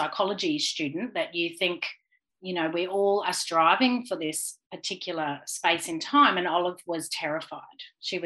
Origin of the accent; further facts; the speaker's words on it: Brisbane, Queensland, Australia; now in Gold Coast, Australia; I am from Brisbane, born and bred, but live on the Gold Coast.